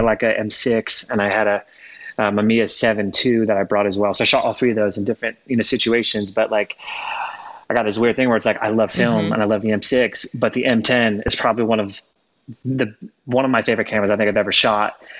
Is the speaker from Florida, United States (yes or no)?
yes; Florida, United States; moved away as an adult; also born or lived in Spokane, Washington; I grew up in Florida. Uh, so I'm from Florida originally